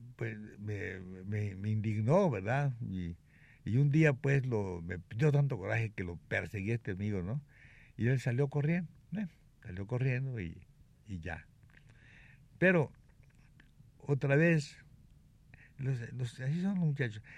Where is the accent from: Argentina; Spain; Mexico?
Mexico; moved away; also born or lived in Cuba; yo no soy gallego. ¿Y qué eres? Me dijo, mexicano